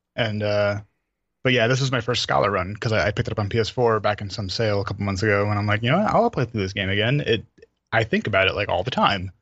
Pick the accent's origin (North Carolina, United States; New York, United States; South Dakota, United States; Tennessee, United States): New York, United States; New York City; I'm from New York